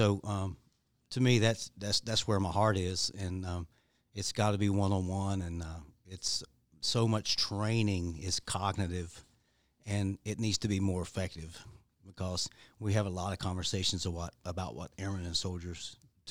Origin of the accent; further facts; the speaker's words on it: Appalachia, West Virginia, United States; I was raised right here in Appalachia